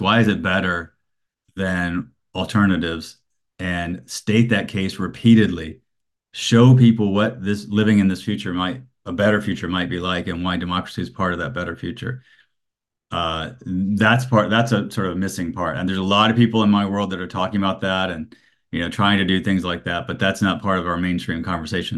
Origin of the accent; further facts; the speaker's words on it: Alabama, United States; I grew up in Alabama